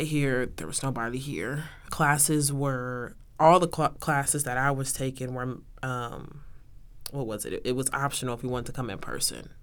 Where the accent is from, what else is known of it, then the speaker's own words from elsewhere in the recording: Texas, United States; moved away as an adult; now in Oklahoma, United States; I'm from Texas